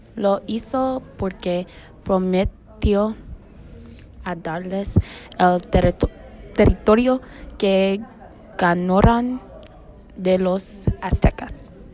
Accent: United States; Yo como una mujer afroamericana

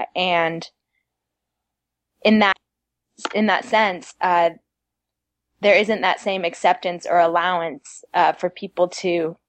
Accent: Madrid, Community of Madrid, Spain; because of the foundation I had in the church as a child, because I grew up in Madrid. We were a very small congregation.

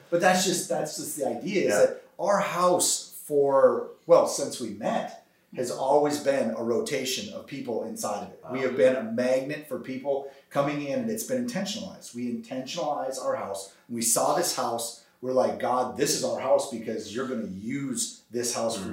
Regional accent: North Dakota, United States; now in Tulsa, United States; me growing up in North Dakota

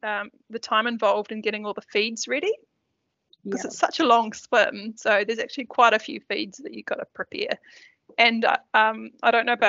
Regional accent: Turangi, Waikato, New Zealand; that obviously been told that I was from Lower Hutt. No, just Turangi.

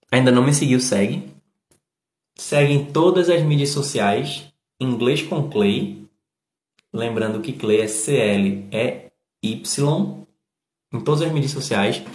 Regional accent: Northeast Region, Brazil; para mim, como eu sou nordestino, e a gente fala de um jeito mais duro, sabe?

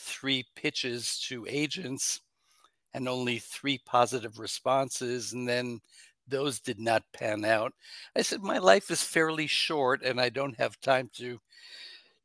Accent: New York, United States; I was born in New York State

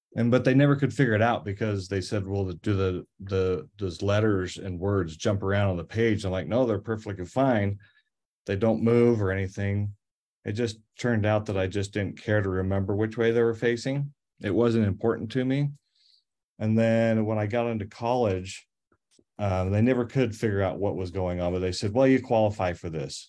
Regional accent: Cache Valley, Utah, United States; I grew up in Cache Valley

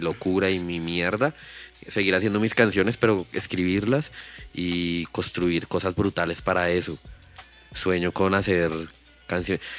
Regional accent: Bogotá, Colombia; yo viví, en Kennedy la de años, como 20 años. Sí. Y allá fue que empecé y allá es toda mi raíz.

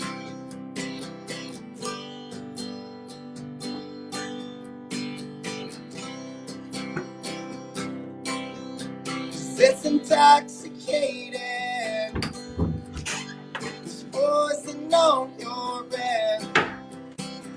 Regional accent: Waynesboro, Georgia, United States; also born or lived in Statesboro, Georgia; now in Savannah, United States; I'm in Savannah, Georgia currently, but I'm from Waynesboro, Georgia, which is a super small town

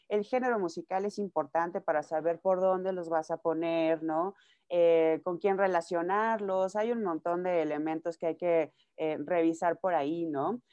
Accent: Nayarit, Mexico; moved away as an adult; now in Mexico City, Mexico; yo soy de Nayarit, empezando aquí. Eh, yo llevo viviendo en la Ciudad de México ya siete años

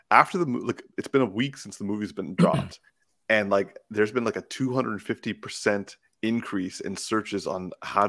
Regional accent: Canada; He's a white Canadian. Like that, we're I'm a Canadian too.

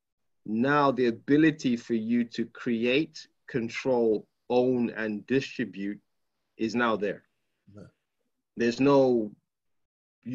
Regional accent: Nigeria; I'm a Nigerian guy

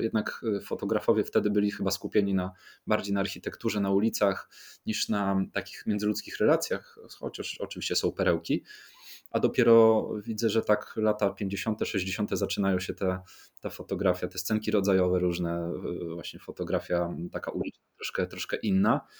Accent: Warsaw, Masovian Voivodeship, Poland; urodziłem się na Mokotowie. Moi rodzice, moi dziadkowie, e, moi pradziadkowie, wszyscy są z Mokotowa.

